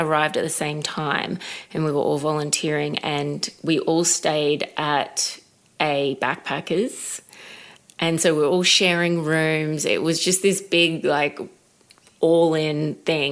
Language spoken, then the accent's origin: English; Brisbane, Queensland, Australia; I was living in Brisbane at the time. That's where I'm from